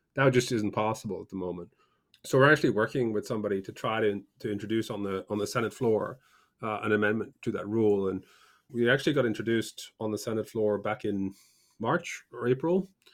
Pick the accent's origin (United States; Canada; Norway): Norway; moved away; also born or lived in United Kingdom; I grew up in I grew up in Norway and spent a bunch of time in the UK